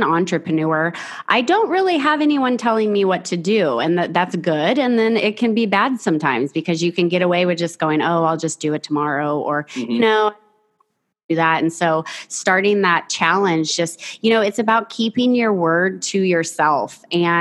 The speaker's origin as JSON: {"language": "English", "town": "Fresno", "region": "California", "country": "United States", "tie": "born or raised there", "also_born_or_lived": "San Diego", "said": "I grew up in the Central Valley in a place mm-hmm. called Fresno. I lived there until I was 21 years old"}